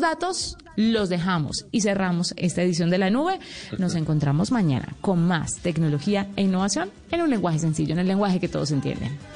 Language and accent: Spanish; Medellín, Antioquia, Colombia; born or raised there; also born or lived in Sonsón